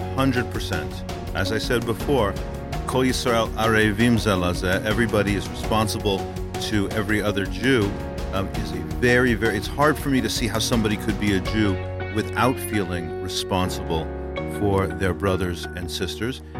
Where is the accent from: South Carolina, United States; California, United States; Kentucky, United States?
Kentucky, United States; Louisville; my hometown of Louisville, Kentucky